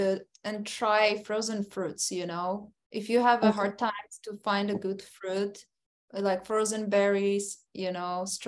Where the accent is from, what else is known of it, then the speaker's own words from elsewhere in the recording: Poland; moved away; So I'm from Poland originally.